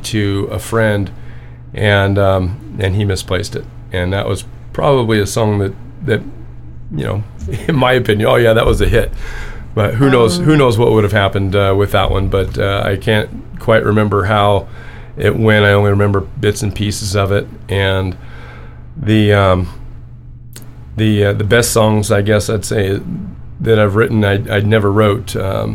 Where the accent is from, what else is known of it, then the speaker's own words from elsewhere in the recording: Orange, California, United States; now in Anza, United States; I grew up in the Methodist church in Orange